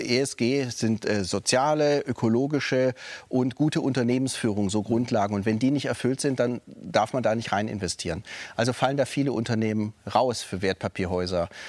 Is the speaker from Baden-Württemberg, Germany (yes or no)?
yes; Stuttgart, Baden-Württemberg, Germany; moved away as an adult; now in Frankfurt, Germany; als Württemberger Schwabe, äh, geboren wird in Stuttgart